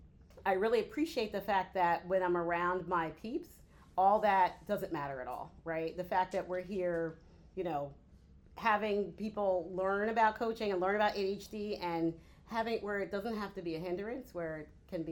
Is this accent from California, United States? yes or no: no; Philadelphia, Pennsylvania, United States; I'm from Philadelphia